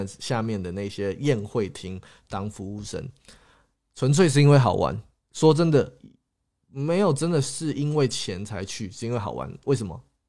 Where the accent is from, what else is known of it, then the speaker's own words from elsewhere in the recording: Singapore; also born or lived in Taiwan / England / Scotland; 台湾出生，OK，新加坡、英国、新加坡、英格兰、苏格兰长大，